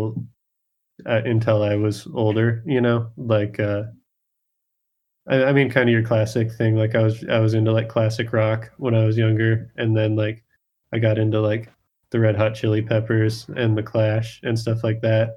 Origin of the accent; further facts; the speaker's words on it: Bozeman, Montana, United States; the drawback to growing up in Bozeman